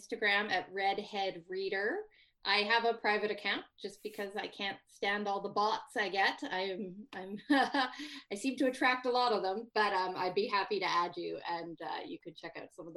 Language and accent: English; Saskatchewan, Canada; now in British Columbia, Canada; where I grew up in Saskatchewan